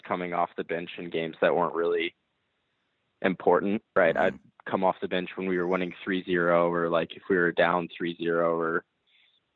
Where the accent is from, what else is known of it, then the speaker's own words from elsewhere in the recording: Dallas, Texas, United States; born and raised in Dallas. I've lived here my whole life